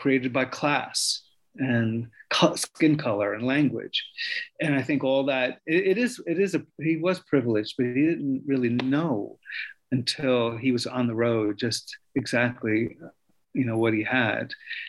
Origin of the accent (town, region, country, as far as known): New York, United States; born or raised there